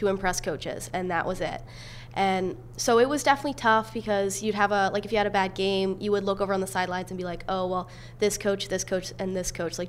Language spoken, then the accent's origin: English; Lancaster, Pennsylvania, United States; Penn State, obviously I'm from Lancaster, so Penn State was actually my top school